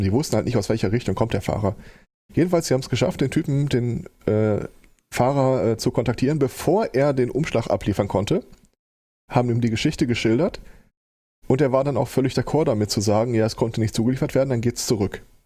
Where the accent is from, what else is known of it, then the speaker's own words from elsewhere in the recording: Hagen, North Rhine-Westphalia, Germany; moved away as an adult; now in Gelsenkirchen, Germany; meine Heimatstadt ist Hagen